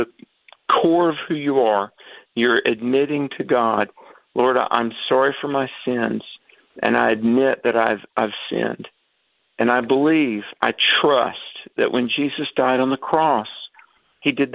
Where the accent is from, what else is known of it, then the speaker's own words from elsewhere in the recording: the South, United States; growing up in the South in the Bible Belt